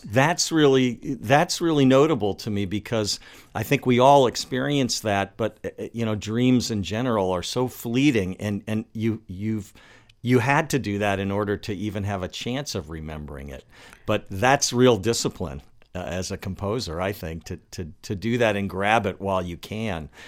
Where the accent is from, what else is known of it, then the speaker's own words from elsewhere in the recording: Washington, District of Columbia, United States; also born or lived in Los Angeles; now in Baltimore, United States; I moved here from, from Los Angeles, but I grew up in Washington, D C